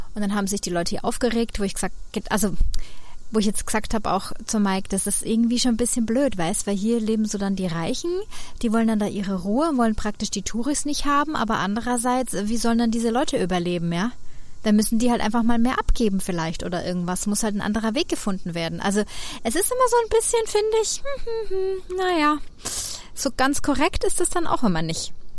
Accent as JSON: {"language": "German", "country": "Germany", "tie": "born or raised there", "also_born_or_lived": "Munich / London", "moved": "as an adult", "lives_now": "New York, United States"}